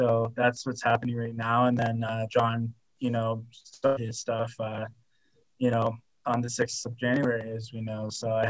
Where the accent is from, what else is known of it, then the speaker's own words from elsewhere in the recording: Ogden, Utah, United States; I was adopted from Ogden here in Utah.